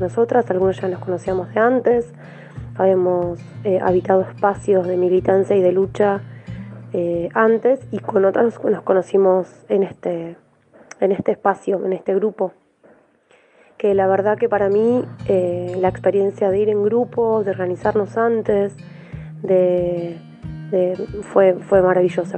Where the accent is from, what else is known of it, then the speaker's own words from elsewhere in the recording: Villa Elisa, Buenos Aires, Argentina; soy de Villa Elisa, del barrio El Rincón.